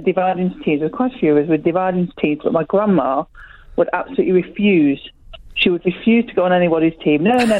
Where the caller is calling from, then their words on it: Derby, East Midlands, United Kingdom; I'm ringing in from Derby.